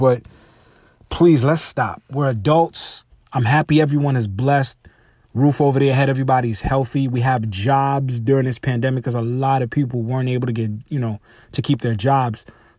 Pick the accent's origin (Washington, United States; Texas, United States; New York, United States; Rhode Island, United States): New York, United States; Because, you know, we're from New York.